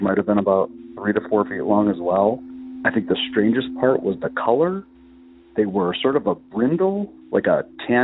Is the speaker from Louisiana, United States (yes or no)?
no; Loudoun County, Northern Virginia, United States; I'm from Northern Virginia, Loudoun County, which is a DC suburb